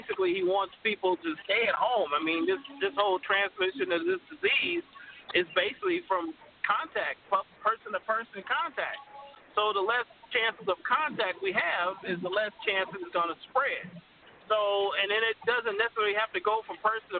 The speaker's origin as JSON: {"language": "English", "town": "Los Angeles", "region": "California", "country": "United States", "tie": "born or raised there", "said": "Born and raised in Los Angeles"}